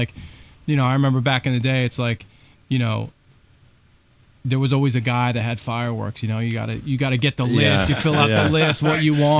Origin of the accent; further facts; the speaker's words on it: New Jersey, United States; I grew up in Jersey.